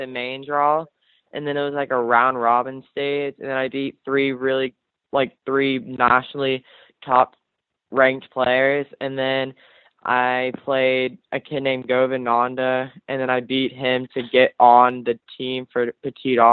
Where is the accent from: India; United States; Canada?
United States; Austin, Texas; I'm originally from Austin